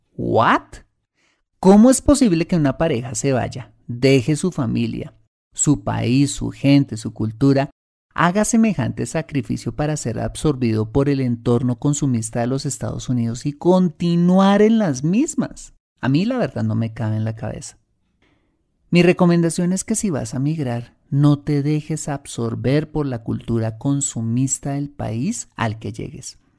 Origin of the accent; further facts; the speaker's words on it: Colombia; como latinos y más precisamente como colombianos